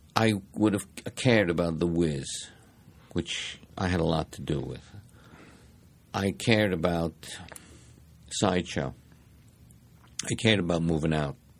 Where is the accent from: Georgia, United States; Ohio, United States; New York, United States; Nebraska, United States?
New York, United States; New York City; I grew up in the Bronx, uh, a New York kid